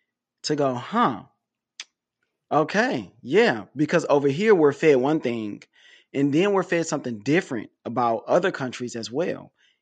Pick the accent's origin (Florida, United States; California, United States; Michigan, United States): Michigan, United States; Detroit; I'm from Detroit. I feel safer over here than I did over there.